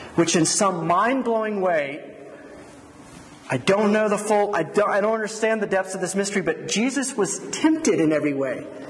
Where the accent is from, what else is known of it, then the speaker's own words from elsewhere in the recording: Georgia, United States; moved away as an adult; also born or lived in Philadelphia / Colorado / New Mexico; now in Las Cruces, United States; I grew up in Georgia